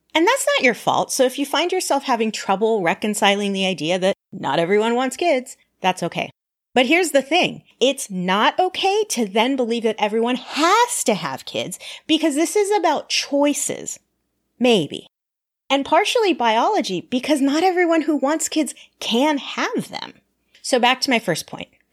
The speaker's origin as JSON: {"language": "English", "region": "Southern California", "country": "United States", "tie": "born or raised there", "said": "I grew up in Southern California with my parents and two brothers"}